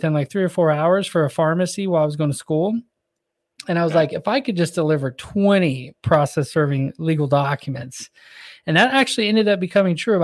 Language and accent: English; Northern California, United States; moved away as an adult; now in Orlando, United States; I'm from Northern California, so it's all mountains